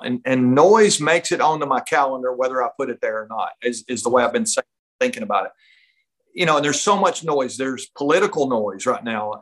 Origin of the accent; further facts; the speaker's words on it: North Georgia, United States; I grew up up in North Georgia